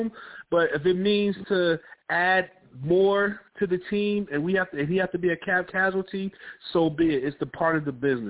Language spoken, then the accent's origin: English; New Jersey, United States; I'm from Jersey